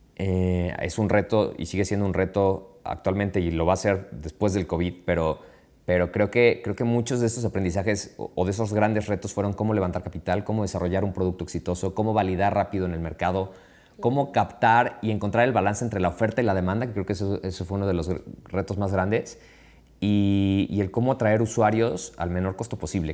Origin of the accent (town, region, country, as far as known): Mexico